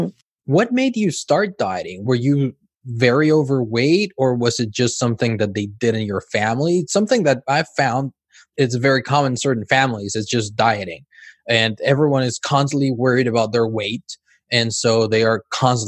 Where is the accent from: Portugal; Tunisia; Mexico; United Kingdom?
Mexico; also born or lived in Cancun, Mexico / California, United States; now in Spain; I'm originally from Mexico.